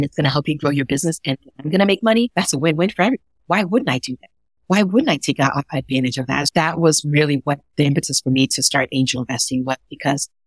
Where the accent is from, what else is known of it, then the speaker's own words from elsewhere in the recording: Ghana; now in New York City, United States; I was born in Ghana, West Africa, and I grew up in a small village